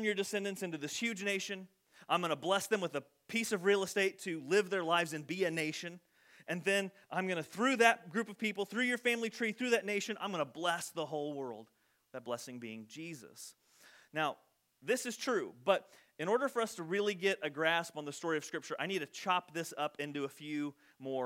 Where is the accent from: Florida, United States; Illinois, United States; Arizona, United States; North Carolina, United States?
Illinois, United States; Loami; we would say, Illinois